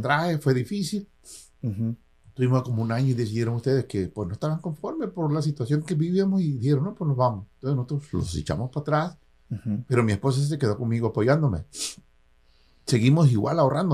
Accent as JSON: {"language": "Spanish", "town": "Isla", "region": "Veracruz", "country": "Mexico", "tie": "born or raised there", "also_born_or_lived": "Coatzacoalcos, Veracruz / San Francisco Bay Area, United States", "moved": "as an adult", "lives_now": "United States", "said": "me moví de, de, mi pueblo natal, que es Isla, me moví a Coatzacoalcos."}